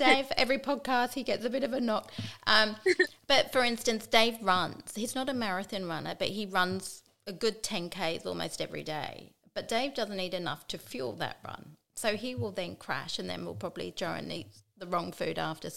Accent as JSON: {"language": "English", "region": "England", "country": "United Kingdom", "moved": "yes", "said": "I'm English"}